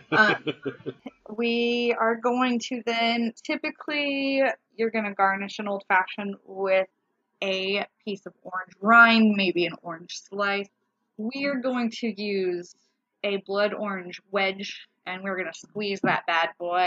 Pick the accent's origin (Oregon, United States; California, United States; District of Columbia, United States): Oregon, United States; Umpqua River; We grew up on the Umpqua River